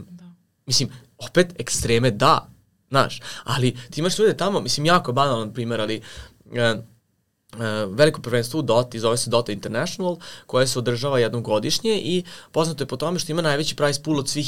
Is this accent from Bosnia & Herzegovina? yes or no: no; Serbia; ti imaš ovde kod nas u Srbiji